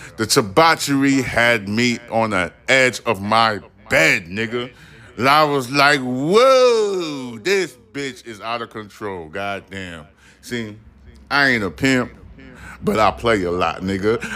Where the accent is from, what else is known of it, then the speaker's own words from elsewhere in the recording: New York City, New York, United States; I am a New Yorker